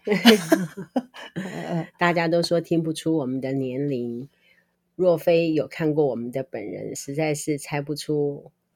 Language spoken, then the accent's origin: Chinese; Taiwan; 我们台湾人到美国去留学啊，还是到那个地方去打天下